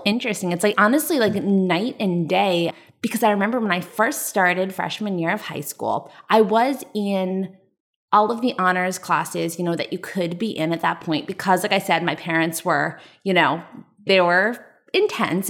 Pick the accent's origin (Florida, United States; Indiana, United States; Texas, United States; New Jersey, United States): New Jersey, United States; Westfield; I grew up in Westfield, New Jersey, which is suburb of New York City